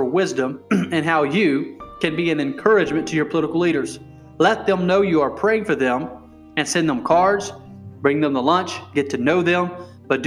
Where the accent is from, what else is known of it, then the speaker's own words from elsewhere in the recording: United States; I am an American